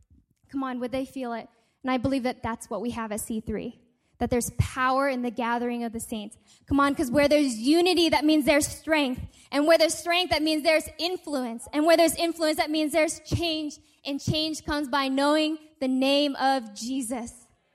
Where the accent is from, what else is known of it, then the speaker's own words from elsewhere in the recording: Seattle, Washington, United States; I'm from Seattle, people, the land where Starbucks was born, where there's literally a Starbucks on every corner.